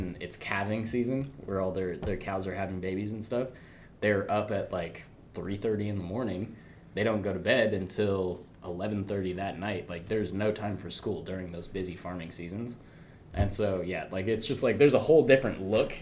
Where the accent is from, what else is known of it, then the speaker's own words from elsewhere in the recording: Ireland; moved away; also born or lived in Portland; I come from Ireland. Like I was born in Portland, but I was raised in Ireland